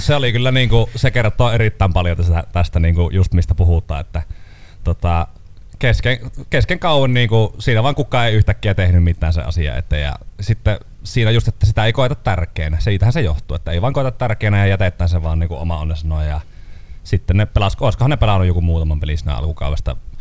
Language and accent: Finnish; Kuhmo, Kainuu, Finland; minä olen Kuhmosta